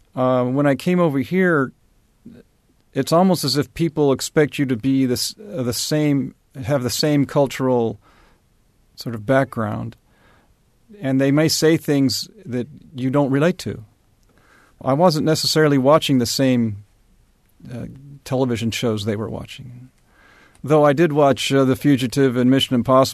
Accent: Japan; I grew up with kids in the neighborhood – I spoke Japanese with them

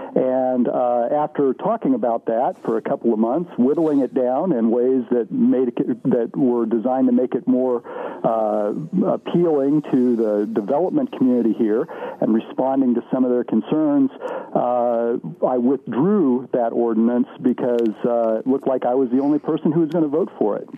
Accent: Terre Haute, Indiana, United States; I grew up in Terre Haute. I was gone for about eight years, so uh, three quarters of my life, I guess, I've spent here.

